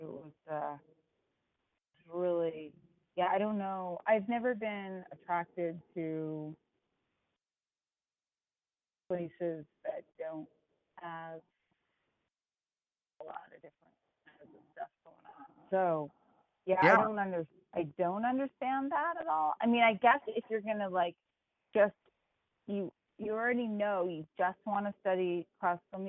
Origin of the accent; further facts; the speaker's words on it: United States; moved away as an adult; also born or lived in Boston; growing up near New York City